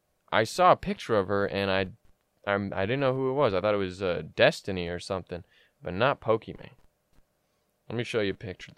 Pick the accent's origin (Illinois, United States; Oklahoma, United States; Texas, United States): Illinois, United States; I was from Southern Illinois, so there's a lot of cornfields.